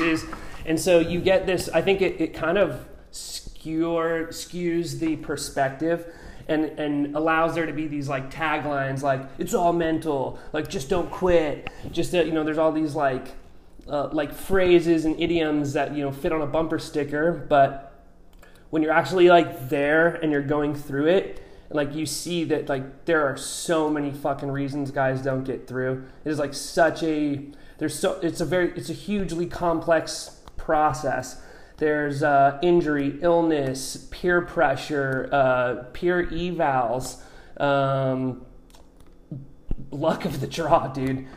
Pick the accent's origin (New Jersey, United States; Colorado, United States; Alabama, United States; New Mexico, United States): New Mexico, United States; Albuquerque; also born or lived in Oregon / New Zealand; now in San Diego, United States; I'm originally from New Mexico. Uh, grew up kind of on the mountains in Albuquerque.